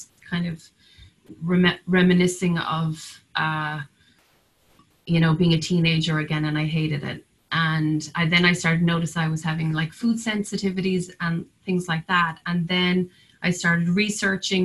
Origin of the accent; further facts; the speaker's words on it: Cork, Munster, Ireland; now in Nantucket, United States; my hometown of Cork